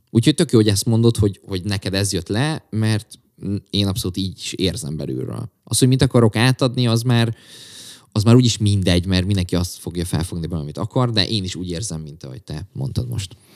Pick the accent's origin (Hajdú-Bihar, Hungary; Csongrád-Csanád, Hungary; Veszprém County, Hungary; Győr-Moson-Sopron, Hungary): Csongrád-Csanád, Hungary; Csongrád; egyedül is Csongrádi vagyok